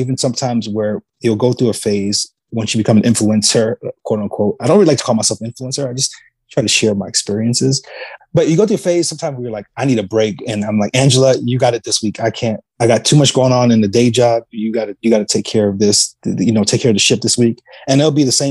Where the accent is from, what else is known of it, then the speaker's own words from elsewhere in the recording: New York, United States; moved away as an adult; now in San Antonio, United States; being born and raised in New York